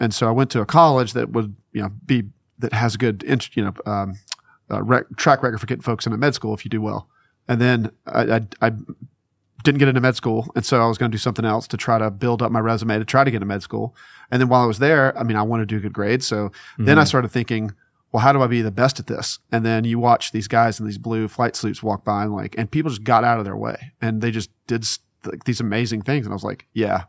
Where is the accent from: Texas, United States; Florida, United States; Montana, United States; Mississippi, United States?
Mississippi, United States; I'm from Mississippi, and that was the job.